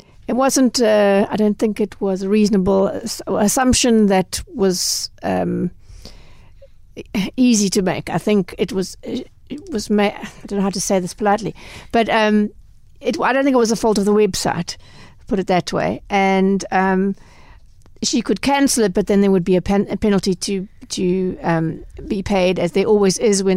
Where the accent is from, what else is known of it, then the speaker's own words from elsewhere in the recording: South Africa; us as South African consumers